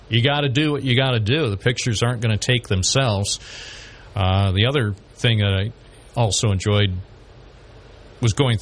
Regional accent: Binghamton, New York, United States; a journalist here in my hometown of Binghamton

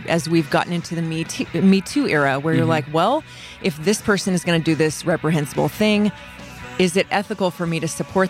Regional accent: North Central Texas, United States; moved away; growing up in North Central Texas

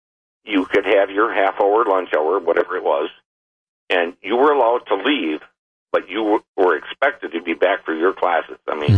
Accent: Beaver Dam, Wisconsin, United States; now in Brookfield, United States; I grew up in Beaver Dam. That's where I was raised and went to school. And my father was a teacher in the school district.

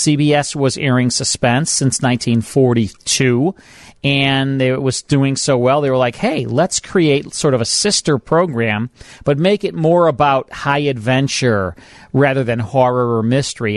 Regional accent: Chicago, Illinois, United States; growing up in Chicago, listening to WGN

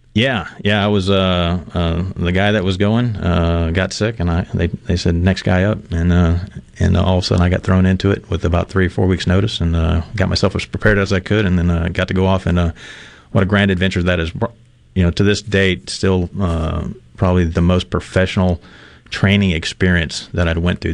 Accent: Mississippi, United States; also born or lived in Red Bay, Alabama; I was born here in Miss- Mississippi. I say that I was born in Red Bay, in Alabama, Red Bay, Alabama, but everybody in that part of Mississippi was born at Red Bay because that was the nearest hospital.

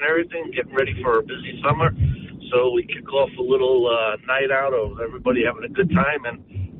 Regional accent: New York City, New York, United States; as a kid, I grew up in Brooklyn

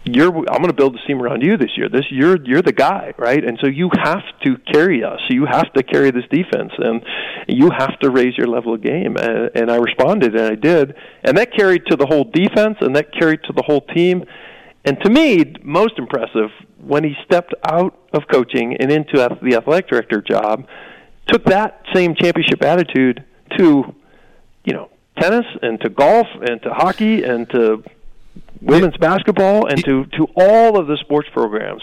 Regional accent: Wisconsin, United States; I grew up in Wisconsin watching the Badgers play

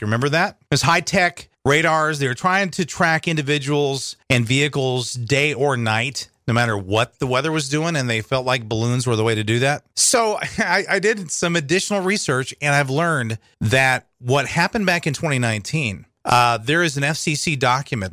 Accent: United States; as an American

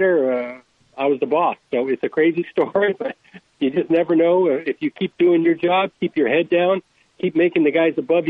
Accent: northern Idaho, United States; moved away as an adult; also born or lived in Oregon; I grew up in a little logging town in northern Idaho, 2,000 people

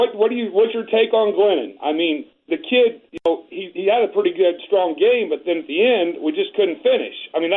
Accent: Charleston, Illinois, United States; Charleston, Illinois

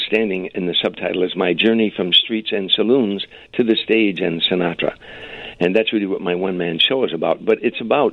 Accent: Harvey, Illinois, United States; moved away; in my hometown.

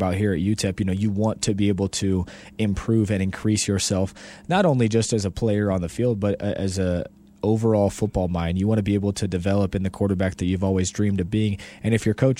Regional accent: Long Beach, California, United States; now in El Paso, United States; Growing up in California and on the West Coast

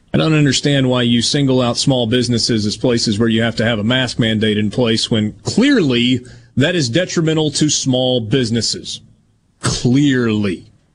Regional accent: Oxford, Mississippi, United States; in my hometown

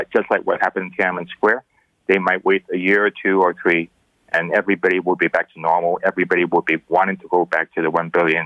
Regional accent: Hong Kong; now in Canada; I was born in Hong Kong.

